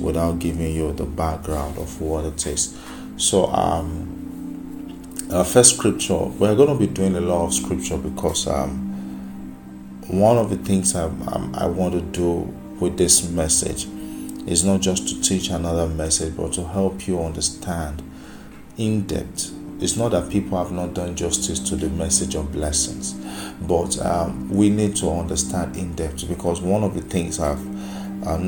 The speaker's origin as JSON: {"language": "English", "country": "Nigeria", "said": "I'm from Nigeria, I'm from Africa"}